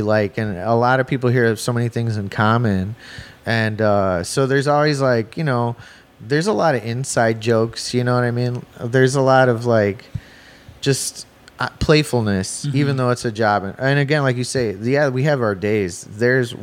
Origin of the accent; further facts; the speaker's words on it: Chicago, Illinois, United States; I'm from the East Side of Chicago, but that's the nickname because it's the East Side of the Calumet River, but it's actually the far South Side.